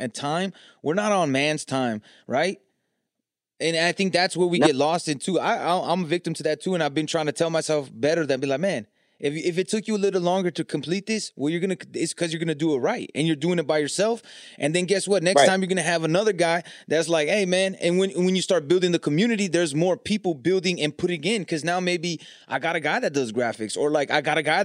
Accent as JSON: {"language": "English", "region": "California", "country": "United States", "said": "I'm from Cali"}